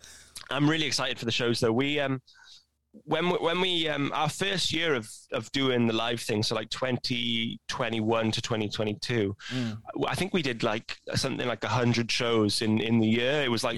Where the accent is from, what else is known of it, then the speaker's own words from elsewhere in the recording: Pontyclun, Wales, United Kingdom; So when I go home, like every Christmas, I go home to like my local village, a place called Pontyclun